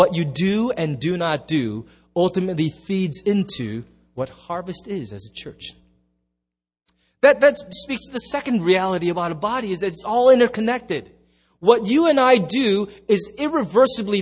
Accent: United States; There's just us Americans.

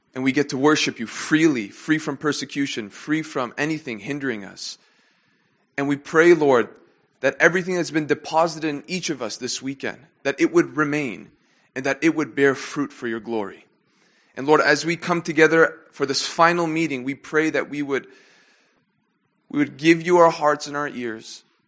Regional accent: Canada; moved away; I had the opportunity and the privilege to grow up with them in, uh, my hometown in Canada. And since then, we all now live in different countries

